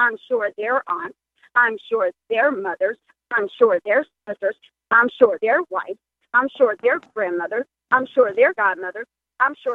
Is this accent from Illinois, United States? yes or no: no; Terre Haute, Indiana, United States; moved away as an adult; also born or lived in Flint, Michigan; now in Florida, United States; I was born in Flint, Michigan, which is a majority Black community. I was reared or raised, whatever word you would like to prefer, in Terre Haute, Indiana